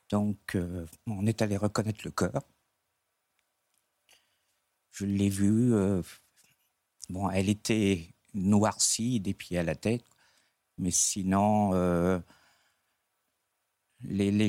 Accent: Dieppe, Normandy, France; moi je suis de la région diepoise

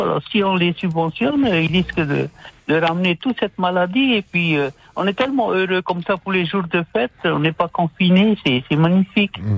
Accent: Punaauia, Windward Islands, French Polynesia; je suis de Punavia

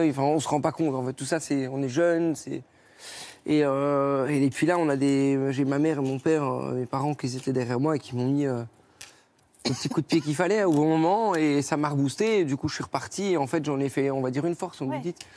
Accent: Belgium; Moi, je suis belge, donc moi, j'avoue que d'ouvrir notre friterie, je dirais pas non.

